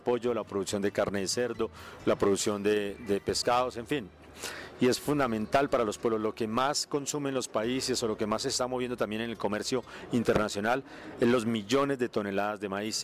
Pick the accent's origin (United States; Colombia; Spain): Colombia